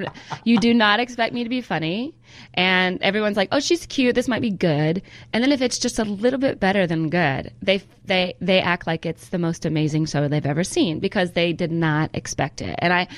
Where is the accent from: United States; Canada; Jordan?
United States; California; born there; I remember I was born in California, so we used to come back to California all the time.